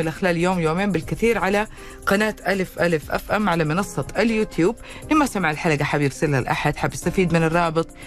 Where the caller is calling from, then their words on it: Medina, Medina Province, Saudi Arabia; وعليكم السلام من المدينة المنورة